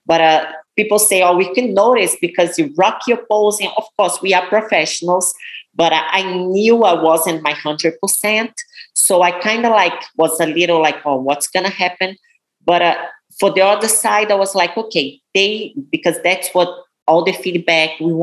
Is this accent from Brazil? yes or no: yes; Brazil; English is a second language; moved away as an adult; now in United States; I came from Brazil. I didn't speak any English. I taught myself English